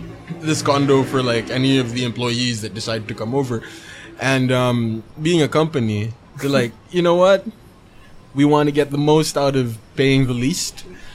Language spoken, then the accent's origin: English; Cebu City, Central Visayas, Philippines; I'm not from Manila. I'm from Cebu.